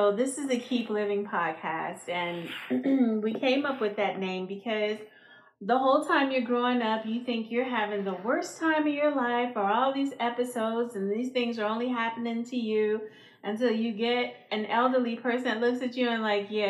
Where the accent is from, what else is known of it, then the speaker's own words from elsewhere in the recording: Chicago, Illinois, United States; I'm 52. I'm a mother, a sister, an aunt, a friend. I'm from Chicago. So what's up, Chi-Town?